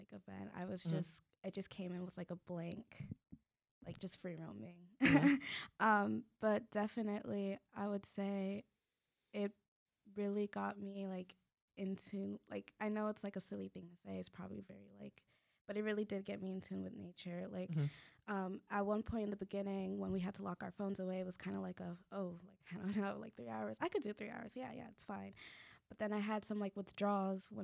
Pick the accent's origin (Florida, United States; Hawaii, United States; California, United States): Florida, United States; Kissimmee; also born or lived in Orlando; I was raised in Kissimmee, but born in Orlando